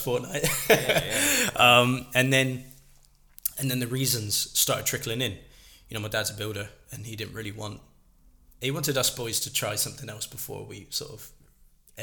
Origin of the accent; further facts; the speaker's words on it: Plymouth, South West England, United Kingdom; my hometown, Plymouth Roller Hockey Club